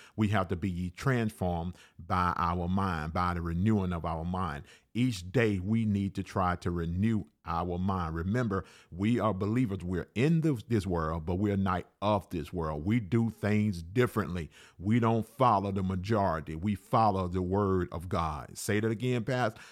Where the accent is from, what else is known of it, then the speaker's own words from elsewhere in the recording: Alabama, United States; I was raised in Alabama